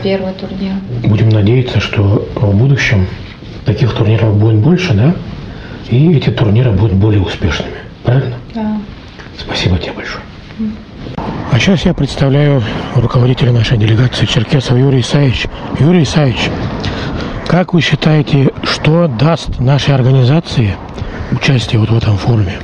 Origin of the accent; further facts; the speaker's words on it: Kabardino-Balkaria, Russia; такие мы, команда из Кабардино-Балкарии